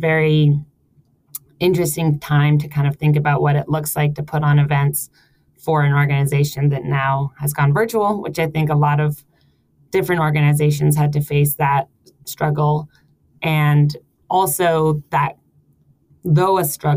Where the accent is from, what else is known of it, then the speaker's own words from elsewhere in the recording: United States; moved away as an adult; also born or lived in San Francisco; now in Copenhagen, Denmark; I am an American, and recently came from San Francisco